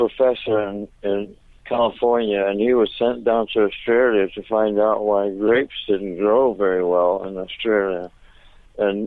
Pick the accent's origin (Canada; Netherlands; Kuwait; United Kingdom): Netherlands; also born or lived in Venezuela; I was brought up in Venezuela for 6 years, and then I was sent to Holland